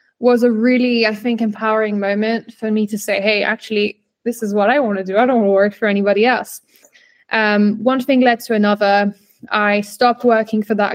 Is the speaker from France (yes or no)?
yes; France; moved away as an adult; also born or lived in United Kingdom / South Africa / Barcelona, Spain; growing up in France, then back and forth in the UK